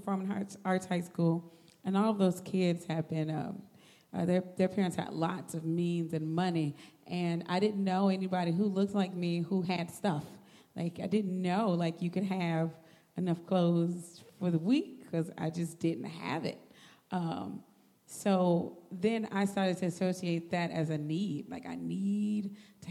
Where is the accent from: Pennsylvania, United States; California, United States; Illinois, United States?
Illinois, United States; Chicago; I grew up here in Chicago, born and raised